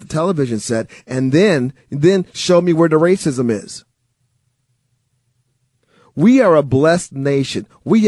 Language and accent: English; Milwaukee, Wisconsin, United States; I grew up in Milwaukee, Wisconsin. My parents are from Mississippi.